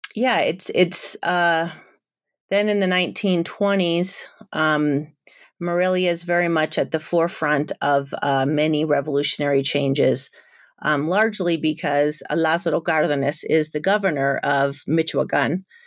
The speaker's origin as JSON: {"language": "English", "town": "San Jose", "region": "California", "country": "United States", "tie": "born or raised there", "said": "I'm a Mexican-American, and I grew up in San Jose, California"}